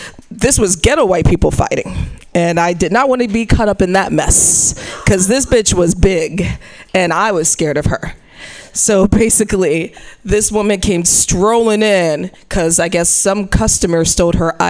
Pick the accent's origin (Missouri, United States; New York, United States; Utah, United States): Missouri, United States; moved away; I'm from Missouri